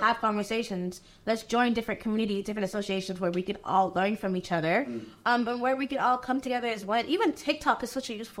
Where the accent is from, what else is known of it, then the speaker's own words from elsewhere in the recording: Nigeria; now in United States; They don't see that I'm Nigerian. They don't see that I was born in Nigeria.